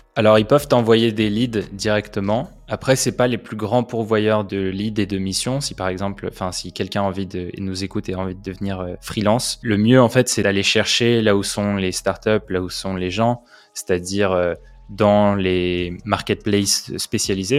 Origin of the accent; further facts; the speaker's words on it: Nanterre, Île-de-France, France; also born or lived in Paris; j'ai grandi à Nanterre